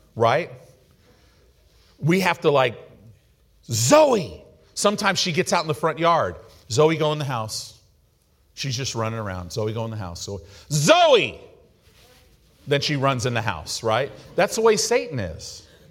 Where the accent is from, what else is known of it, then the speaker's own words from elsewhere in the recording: United States; American Christians